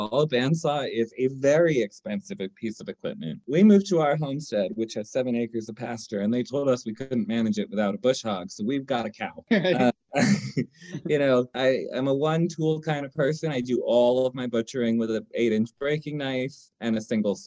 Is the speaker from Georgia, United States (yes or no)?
no; New York City, New York, United States; now in Asheville, United States; I grew up in Manhattan